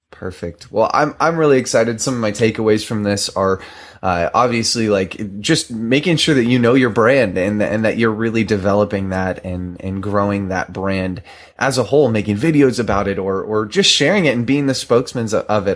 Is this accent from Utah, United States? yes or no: no; Southern California, United States; I grew up in Southern California where rainbows are made